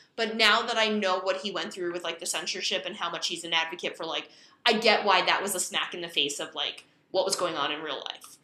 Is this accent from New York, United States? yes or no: no; Hudson County, New Jersey, United States; I grew up in Hudson County